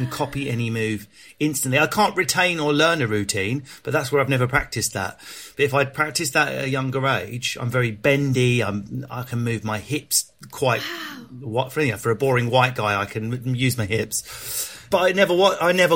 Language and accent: English; Enfield, London, United Kingdom; also born or lived in Southend / Leigh-on-Sea; I spent a lot of my childhood in Enfield.